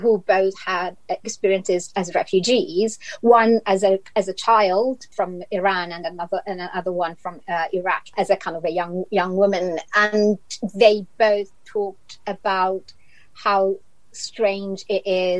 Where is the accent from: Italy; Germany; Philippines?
Italy; English is a second language; moved away as an adult; now in London, United Kingdom; I'm from Italy.